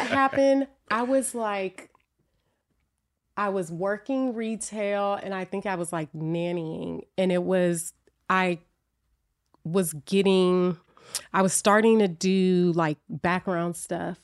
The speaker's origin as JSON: {"language": "English", "town": "Oakland", "region": "California", "country": "United States", "tie": "born or raised there", "also_born_or_lived": "Berkeley, California", "said": "I was born in Oakland, but I grew up in Berkeley and Oakland"}